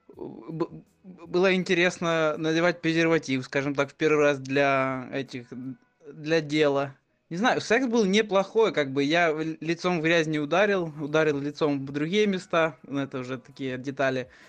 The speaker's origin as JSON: {"language": "Russian", "country": "Ukraine", "said": "я из Украины"}